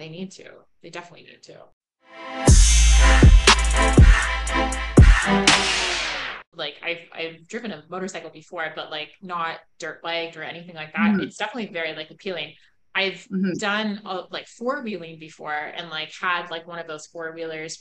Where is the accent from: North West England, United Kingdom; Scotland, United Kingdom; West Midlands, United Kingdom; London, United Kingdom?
Scotland, United Kingdom; moved away; also born or lived in Canada; I grew up in Scotland